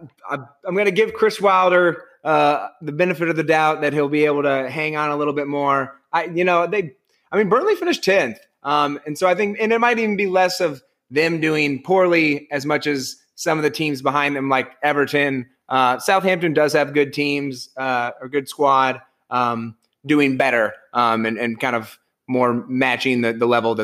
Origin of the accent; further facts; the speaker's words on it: Ireland; As an Irishman